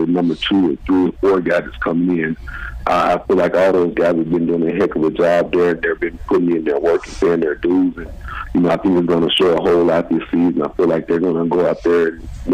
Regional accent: Arkansas, United States; moved away as an adult; also born or lived in Oakland; Growing up in Arkansas, obviously you grow up a Cowboys fan pretty much my whole life

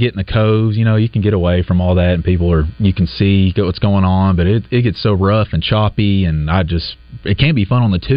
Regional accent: Hot Springs, Arkansas, United States; my dad and his side of the family's from Hot Springs. I grew up on Lake Hamilton

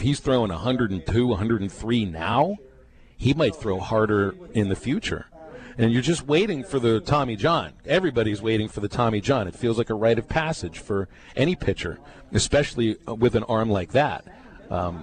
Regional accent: Pittsburgh, Pennsylvania, United States; moved away; Growing up in Pittsburgh

